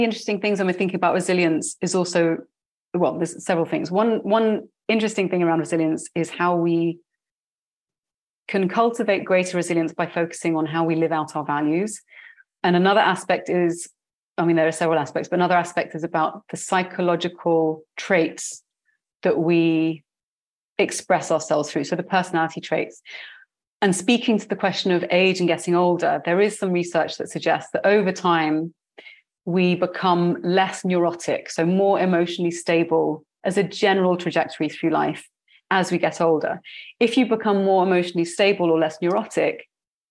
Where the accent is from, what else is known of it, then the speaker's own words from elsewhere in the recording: United Kingdom; moved away as an adult; also born or lived in London; now in Barcelona, Spain; you can tell from my accent that I was born in the UK. My family is very diasporic, but I was raised in a British culture.